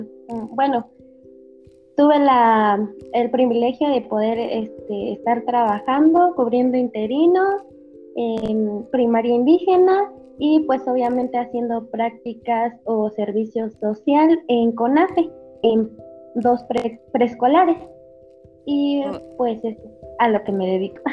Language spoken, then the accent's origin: Spanish; Querétaro, Mexico; also born or lived in Hidalgo; yo soy del estado de Querétaro, de un municipio de Querétaro